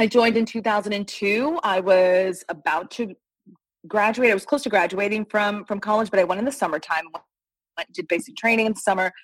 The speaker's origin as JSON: {"language": "English", "town": "New York City", "region": "New York", "country": "United States", "tie": "born or raised there", "said": "growing up here in New York City, I had always been very involved in the performing"}